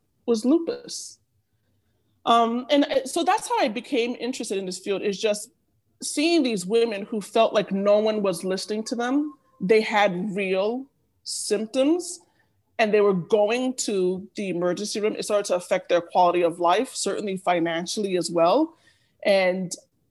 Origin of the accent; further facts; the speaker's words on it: Nigeria; I am Nigerian